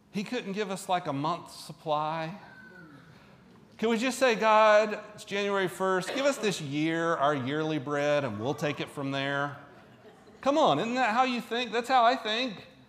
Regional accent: Central Florida, United States; moved away; I kind of grew up in the 80s. And so I and, and not here, I'm from Florida, Central Florida

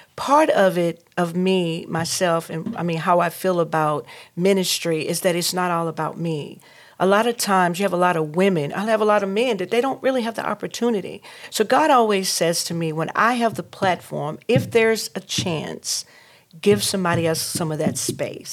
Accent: North Carolina, United States; now in Durham, United States; I'm from Reeseville, North Carolina.

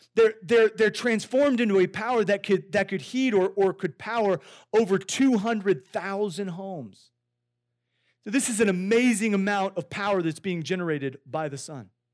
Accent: Iowa, United States; I grew up in Iowa

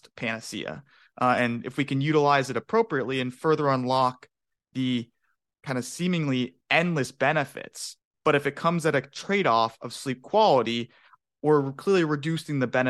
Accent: Phoenix, Arizona, United States; growing up in Phoenix, Arizona, where it's blistering hot as a golfer and a baseball player

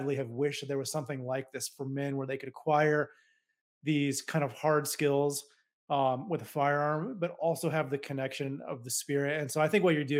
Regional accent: Colorado, United States; I'm from Colorado

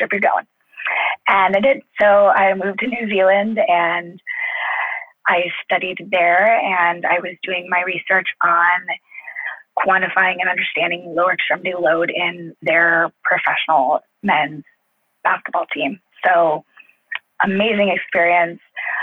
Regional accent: Los Angeles, California, United States; also born or lived in Indiana; I'm actually from Los Angeles

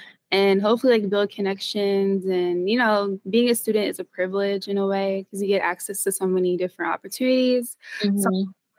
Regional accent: Philadelphia, Pennsylvania, United States; born there; I was born in Philadelphia, but I wasn't raised there. I moved around a lot.

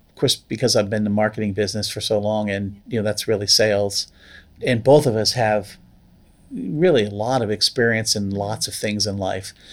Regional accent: the Poconos, Pennsylvania, United States; moved away; also born or lived in Vermont; As a kid, I grew up near the Poconos

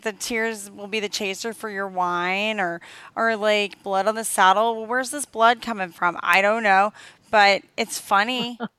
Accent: the South, United States; I'm from the South and I'm around a lot of country bears

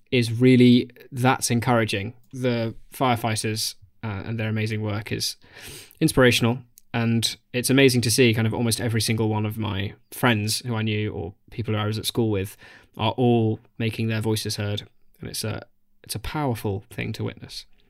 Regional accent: Australia; moved away; as an Australian

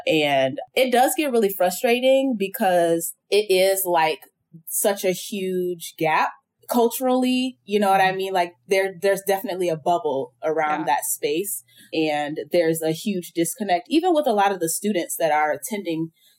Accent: Detroit, Michigan, United States; also born or lived in Rockdale, Georgia / Virginia / Arizona; So I was originally born in Rockdale, Georgia, but like Detroit has been my home base.

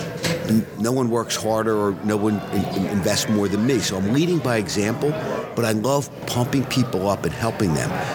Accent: Philadelphia, Pennsylvania, United States; I am from Philly, city of brotherly love

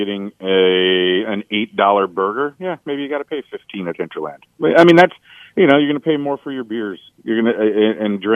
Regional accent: Racine, Wisconsin, United States; now in Green Bay, United States; I grew up in Racine between Milwaukee and Chicago

